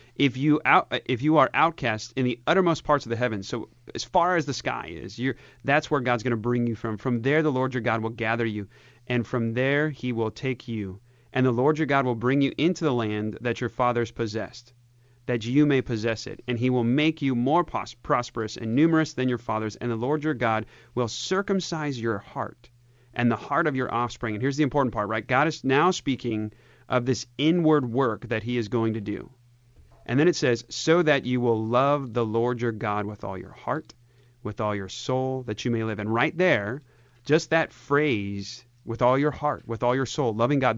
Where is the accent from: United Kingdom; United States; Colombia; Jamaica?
United States; I'm of German and Swedish descent, and, uh, and I'm American